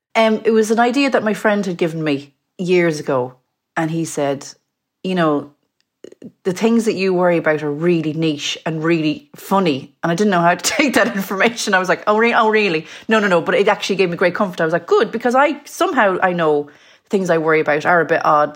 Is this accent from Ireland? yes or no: yes; Mayo, Connacht, Ireland; now in London, United Kingdom; I'm from Mayo. Um, I live in London.